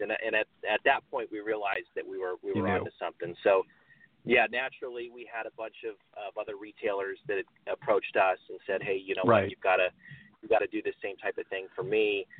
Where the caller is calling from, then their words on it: Carlsbad, California, United States; I'm calling from Carlsbad, California, just a beach town that's a little bit north of San Diego.